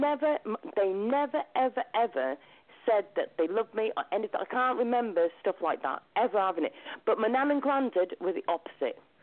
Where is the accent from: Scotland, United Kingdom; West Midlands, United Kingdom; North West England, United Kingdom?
West Midlands, United Kingdom; Shrewsbury; moved away as an adult; also born or lived in New Zealand; I came all the way from New Zealand on my own, all the way back to Shrewsbury